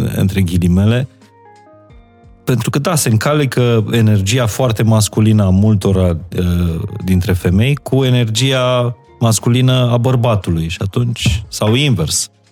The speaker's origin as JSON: {"language": "Romanian", "region": "Maramureș County", "country": "Romania", "tie": "born or raised there", "also_born_or_lived": "Apuseni Mountains", "moved": "yes", "said": "Eu m-am născut în Maramureș"}